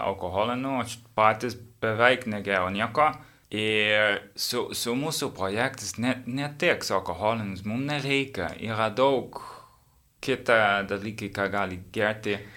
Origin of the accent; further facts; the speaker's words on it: Netherlands; Lithuanian is a second language; now in Vilnius, Lithuania; aš iš Olandijos